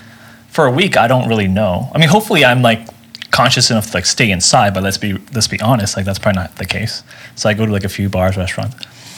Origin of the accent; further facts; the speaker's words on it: New York City, New York, United States; I'm from New York.